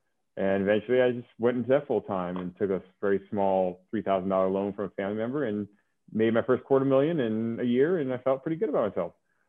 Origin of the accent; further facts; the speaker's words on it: California, United States; I grew up in California, it's very diverse, went to private school, so I was used to being around it.